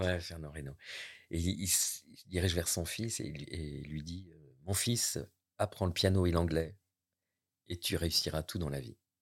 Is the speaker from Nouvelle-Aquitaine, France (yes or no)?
yes; near La Roche-Posay, Nouvelle-Aquitaine, France; now in Normandy, France; je suis né euh, près de La Roche-Posay, ville thermale